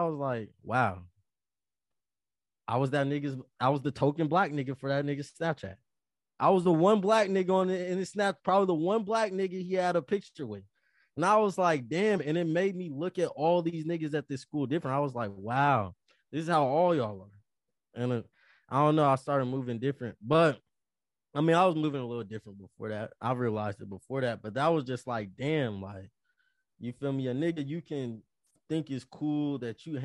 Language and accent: English; Las Vegas, Nevada, United States; moved away as an adult; I'm from Vegas.